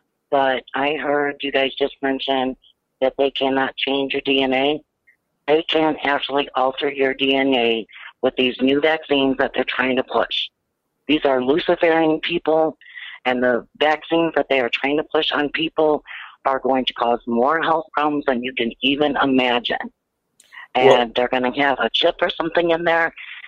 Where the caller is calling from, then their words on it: Indiana, United States; I'm in Indiana.